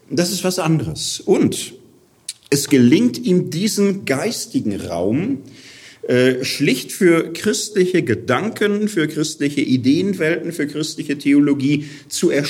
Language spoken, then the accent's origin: German; Gelsenkirchen, North Rhine-Westphalia, Germany; Ich komme aus Gelsenkirchen, da ist Straßenfußballer ein Ehrentitel.